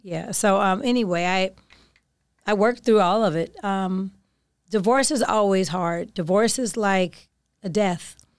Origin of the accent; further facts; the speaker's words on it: Oakland, California, United States; I'm from Oakland.